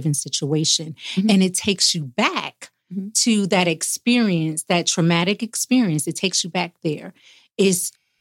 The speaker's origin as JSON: {"language": "English", "town": "Newark", "region": "New Jersey", "country": "United States", "moved": "as an adult", "said": "I'm originally from Newark, New Jersey"}